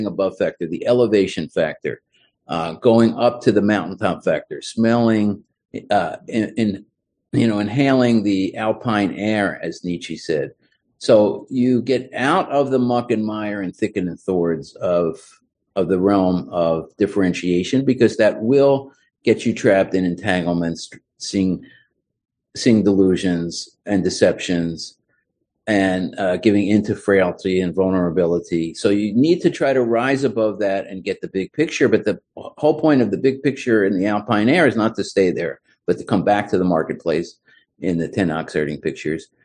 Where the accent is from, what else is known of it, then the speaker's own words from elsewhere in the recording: Philadelphia, Pennsylvania, United States; moved away as an adult; also born or lived in Miami; I was back in my hometown of Philadelphia